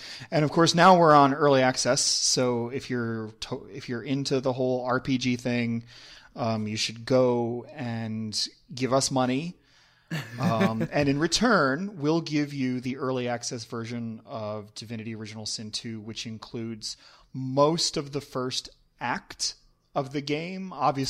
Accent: Pennsylvania, United States; moved away as an adult; also born or lived in Ohio / California; now in Belgium; I grew up in Pennsylvania, but I lived most of my life on the East Coast around the East Coast. Like the furthest west I lived was Ohio.

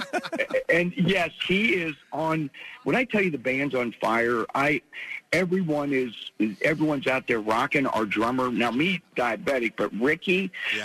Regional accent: Pennsylvania, United States; growing up in Pennsylvania

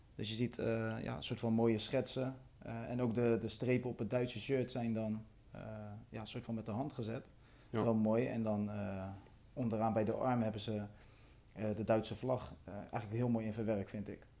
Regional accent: Rotterdam, South Holland, Netherlands; als Rotterdammer zijnde

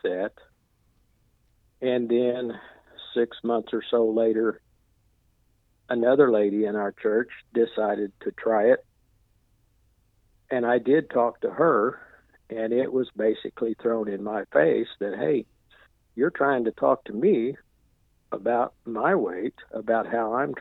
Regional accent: Ozark, Missouri, United States; I'm from Ozark, Missouri, which is just a little north of Branson, Missouri.

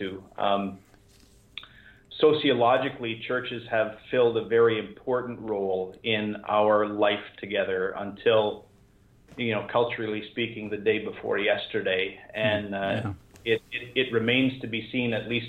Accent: Ottawa, Ontario, Canada; moved away; So I spent the last 5 years in the Ottawa area, largely helping my dad die and helping my mom care for him and care for her after he died

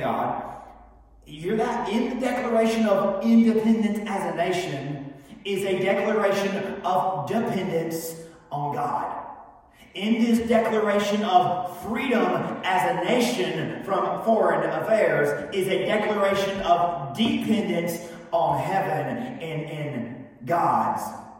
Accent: United States; we are, of course, proud of our country and bold as Americans

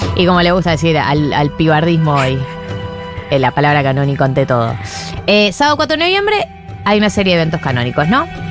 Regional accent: Buenos Aires, Argentina; gente porteña, como nosotros, Martillo y yo

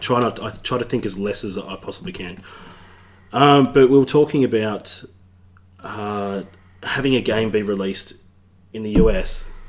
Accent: Tasmania, Australia; We're from Tassie.

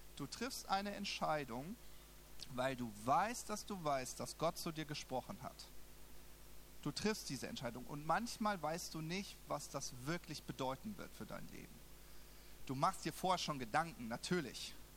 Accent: Southern Germany, Germany; moved away as an adult; now in Berlin, Germany; ich wohne in, im Süden Deutschlands

